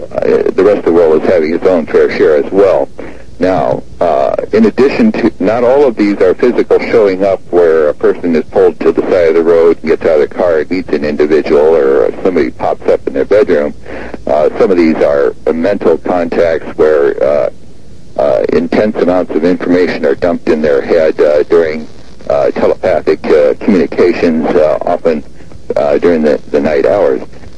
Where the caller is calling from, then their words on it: Seattle, Washington, United States; Seattle, Washington.